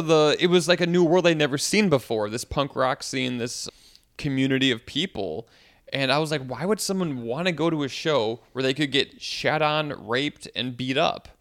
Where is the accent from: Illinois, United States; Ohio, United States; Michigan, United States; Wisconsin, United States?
Wisconsin, United States; moved away as an adult; now in New York, United States; I'm from Wisconsin, where this, like, a small town where most people know each other